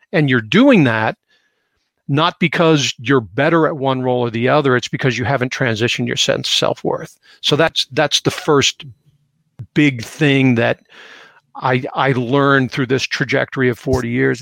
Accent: Seattle, Washington, United States; growing up in Seattle

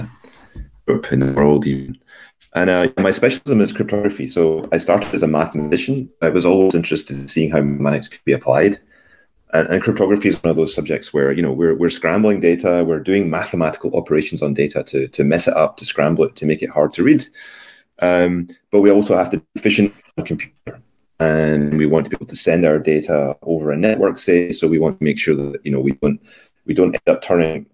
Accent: Scotland, United Kingdom; moved away as an adult; also born or lived in London; now in Zurich, Switzerland; I was born in Scotland a long, long time ago

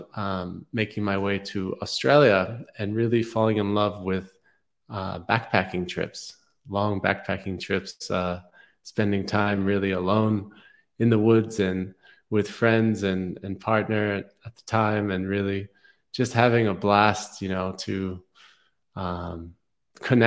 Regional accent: New York City, New York, United States; moved away as an adult; I grew up in New York City

